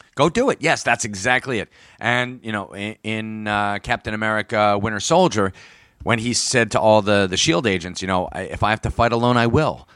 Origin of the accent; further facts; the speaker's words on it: United States; I am an American